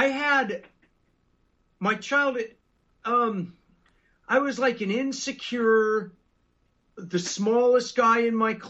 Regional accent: Los Angeles, California, United States; I grew up in the South Bay of L.A.

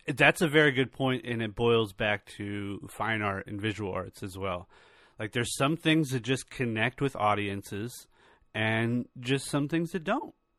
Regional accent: California, United States; I was born and raised in California

